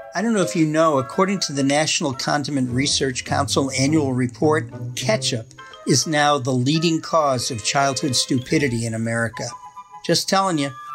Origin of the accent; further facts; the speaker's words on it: Massachusetts, United States; moved away as an adult; also born or lived in Wisconsin; now in Middleton, Wisconsin, United States; I'm originally from Massachusetts